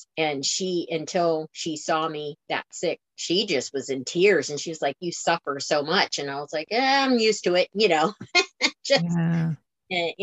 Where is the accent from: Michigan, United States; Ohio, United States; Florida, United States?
Florida, United States; I'm from Florida, so flatland